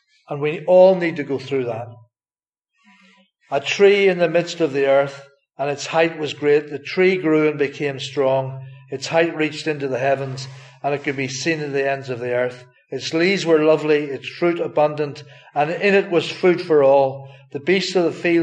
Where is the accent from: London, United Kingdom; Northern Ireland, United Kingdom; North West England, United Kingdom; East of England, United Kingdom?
Northern Ireland, United Kingdom; moved away; if you don't know where I'm from, it's from Northern Ireland